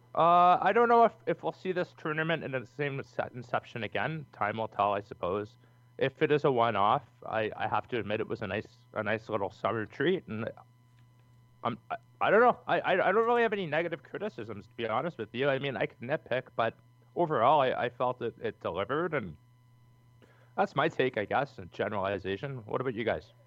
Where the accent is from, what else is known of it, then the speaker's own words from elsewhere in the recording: Canada; We're Canadians